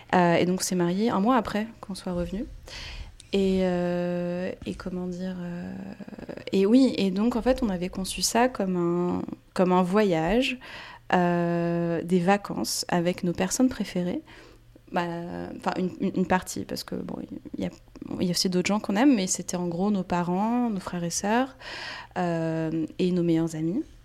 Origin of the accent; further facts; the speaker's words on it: France; first language Portuguese and French; also born or lived in Brazil / Quebec; j'ai grandi en France, mais vraiment de culture, euh, plus brésilienne. Euh, à la maison, on parlait portugais